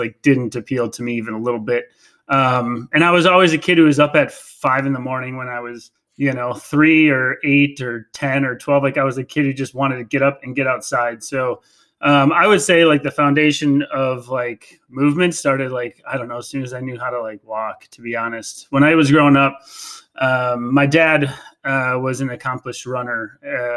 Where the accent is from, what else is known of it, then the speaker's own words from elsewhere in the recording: Green Bay, Wisconsin, United States; I'm from Green Bay, Wisconsin